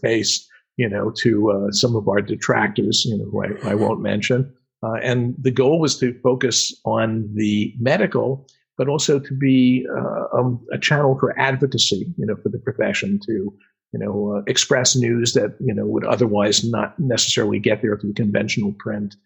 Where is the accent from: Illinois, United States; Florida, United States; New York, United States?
New York, United States; accent: New York; moved away; my New York accent